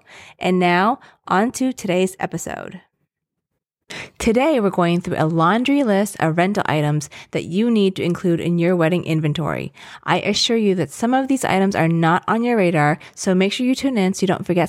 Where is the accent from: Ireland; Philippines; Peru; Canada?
Philippines; and I'm Filipino, obviously, and I'm obsessed with the ube macarons.